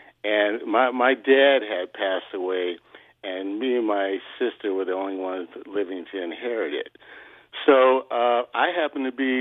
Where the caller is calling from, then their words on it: Temecula, California, United States; I'm calling from Temecula, the wine country